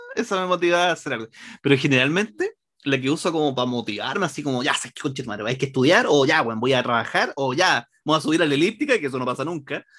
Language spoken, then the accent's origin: Spanish; Santiago, Santiago Metropolitan Region, Chile; mis papás son de Los Ángeles, yo, yo nací en Santiago